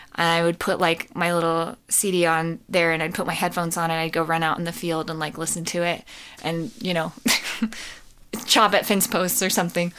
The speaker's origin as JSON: {"language": "English", "region": "Colorado", "country": "United States", "tie": "born or raised there", "said": "I grew up in Colorado"}